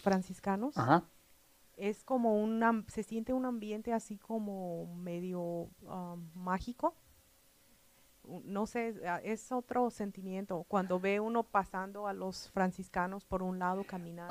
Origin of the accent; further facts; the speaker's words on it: Morelia, Michoacán, Mexico; now in United States; yo soy de Morelia